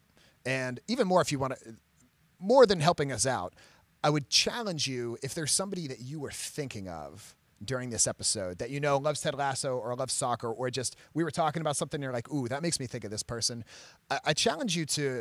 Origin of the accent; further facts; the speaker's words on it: Maryland, United States; I'm from Maryland